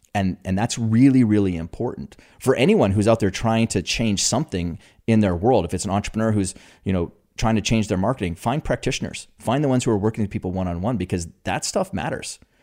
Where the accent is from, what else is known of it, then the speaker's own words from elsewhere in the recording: Canada; me being a Canadian, you know, huge hockey country